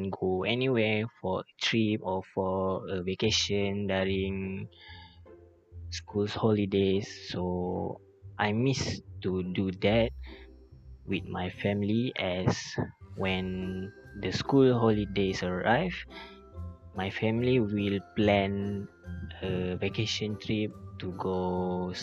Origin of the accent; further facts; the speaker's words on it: Pasir Gudang, Johor, Malaysia; I am from Pasir Gudang, Johor